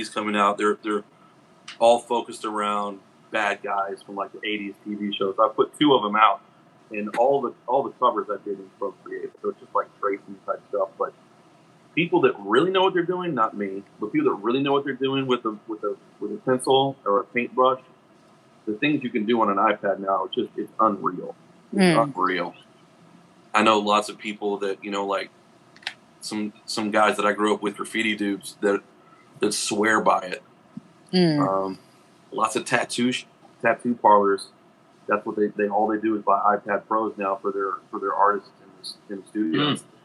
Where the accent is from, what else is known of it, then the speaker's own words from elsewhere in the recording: Texas, United States; moved away; also born or lived in New York; I was born in Texas, spent a lot of my time in New York. I'm currently back in Texas. I'm in Austin for a couple years now